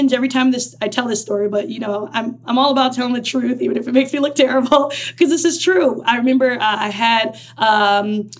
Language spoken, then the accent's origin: English; Twinsburg, Ohio, United States; now in Chicago, United States; I grew up in Ohio is called Twinsburg, Ohio